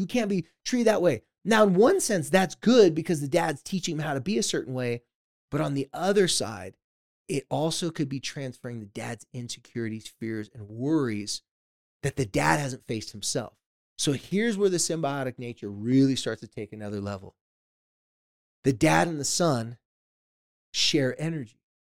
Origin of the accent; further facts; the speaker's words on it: San Diego, California, United States; my hometown of, uh, San Diego, California